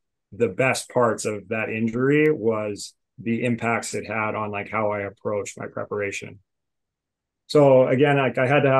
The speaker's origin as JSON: {"language": "English", "region": "Alberta", "country": "Canada", "tie": "born or raised there", "moved": "as an adult", "said": "I was like 18 going into school, and I came from Alberta, where we had like, we have a pretty small lacrosse community"}